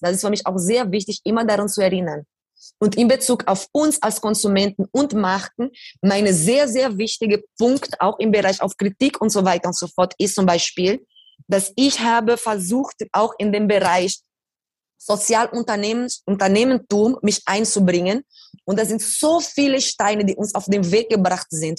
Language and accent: German; Brazil; German is a second language; moved away; In diese Favela, wo ich aufgewachsen bin